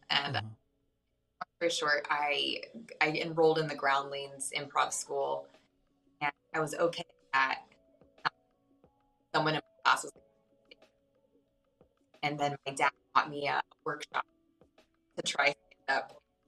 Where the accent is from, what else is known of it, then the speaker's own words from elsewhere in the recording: Claremont, California, United States; now in Pasadena, United States; I'm from all over, but I've lived my whole life in Southern California. I grew up in the Inland Empire, up in Claremont, and now I live in Pasadena.